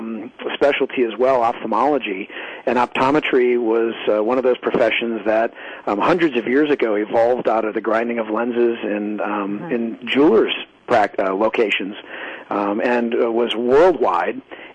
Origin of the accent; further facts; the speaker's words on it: Wisconsin, United States; also born or lived in Chicago, Illinois; when I was a young child growing up in Wisconsin